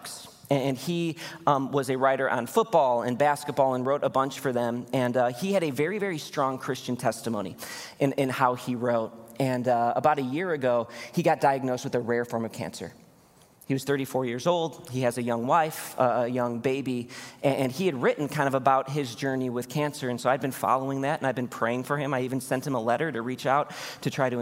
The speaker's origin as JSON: {"language": "English", "town": "Chicago", "region": "Illinois", "country": "United States", "moved": "yes", "said": "I'm from Chicago originally"}